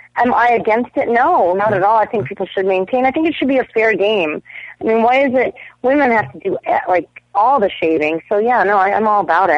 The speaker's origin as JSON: {"language": "English", "town": "Toronto", "region": "Ontario", "country": "Canada", "said": "I'm from Toronto"}